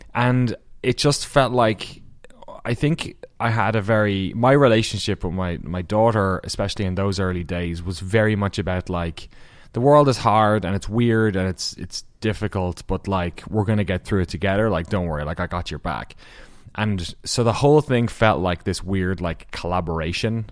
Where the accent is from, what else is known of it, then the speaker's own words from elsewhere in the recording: Waterford, Munster, Ireland; accent: Irish; moved away as an adult; now in Maryland, United States; they kind of moved to the south to Waterford, um, in the southeast of Ireland, small enough, uh, city. And that's where I was born